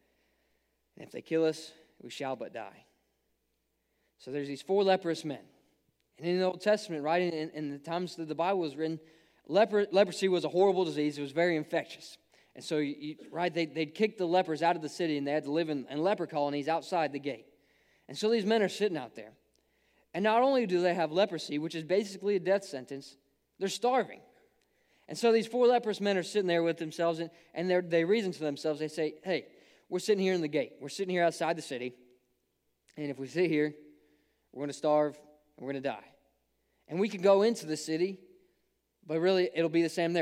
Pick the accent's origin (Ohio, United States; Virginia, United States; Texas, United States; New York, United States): Ohio, United States; I grew up in Ohio